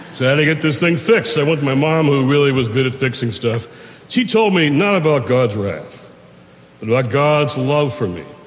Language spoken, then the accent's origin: English; Detroit, Michigan, United States; I'm in Detroit, Michigan, my hometown